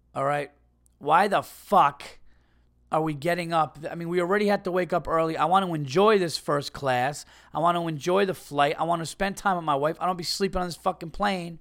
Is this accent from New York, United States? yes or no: yes; New York, United States; a New Yorker, an East Coast guy